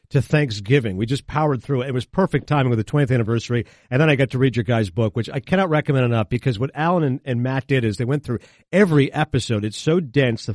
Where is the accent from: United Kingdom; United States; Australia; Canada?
Canada; I grew up in Canada, so we did not have HBO